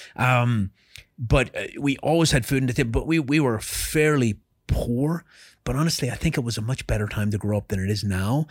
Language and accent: English; Ireland; moved away as an adult; I was born in Ireland and raised in Ireland